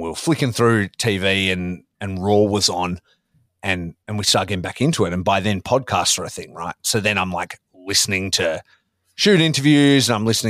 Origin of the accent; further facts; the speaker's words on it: Australia; growing up in Australia